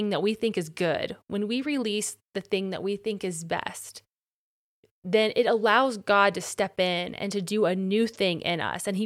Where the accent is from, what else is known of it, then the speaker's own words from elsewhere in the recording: Ohio, United States; I want to go back home to Ohio where I could lead worship on a differ